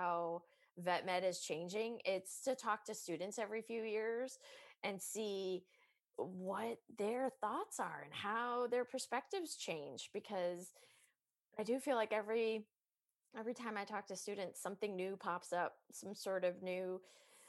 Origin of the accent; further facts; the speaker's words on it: California, United States; moved away as an adult; now in Scotland; I'm your Californian host